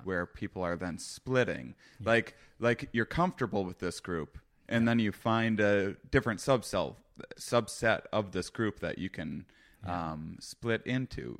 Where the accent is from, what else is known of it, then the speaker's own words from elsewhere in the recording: Wisconsin, United States; moved away; First off, I'm from Wisconsin. I'm from a very small town in Wisconsin.